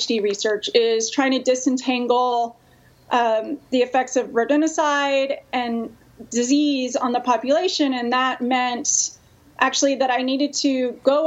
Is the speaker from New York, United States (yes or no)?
no; Texas, United States; moved away; also born or lived in California; I'm actually from Texas